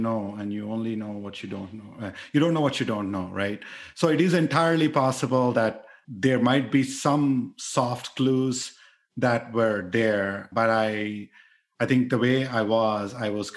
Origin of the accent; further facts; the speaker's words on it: India; moved away as an adult; I grew up in India where there is lot of explicit conscious bias